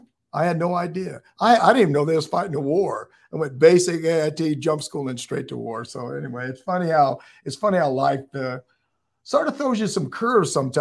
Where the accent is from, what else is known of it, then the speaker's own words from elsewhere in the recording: West Coast, United States; I grew up in the West Coast